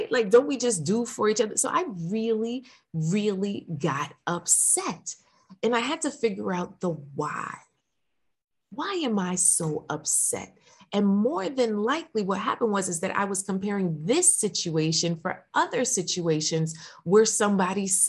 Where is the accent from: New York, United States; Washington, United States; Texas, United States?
New York, United States; I'm from New York